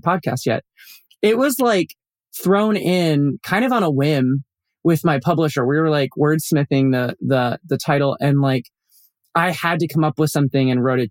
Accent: Colorado Springs, Colorado, United States; I grew up in Colorado Springs

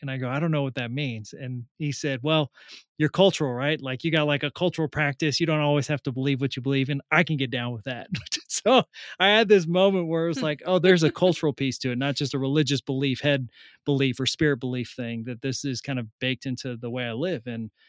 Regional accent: Salinas, California, United States; Yeah. So I was raised in Salinas, California, in the middle of California, surrounded by lettuce fields, Mexican, Latino, Catholic.

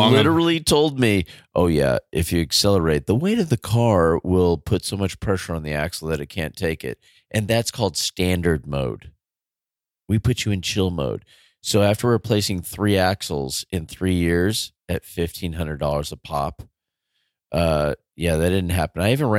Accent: United States; also born or lived in California; I'm just an American. I'm just a public school teacher in California.

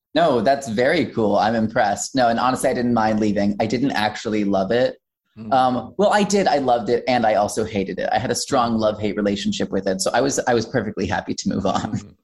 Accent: Wichita, Kansas, United States; I was born and raised in Wichita, Kansas

